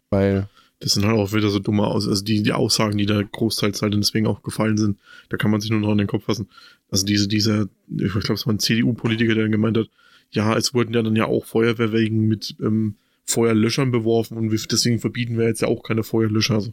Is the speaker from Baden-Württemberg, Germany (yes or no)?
no; Bavaria, Germany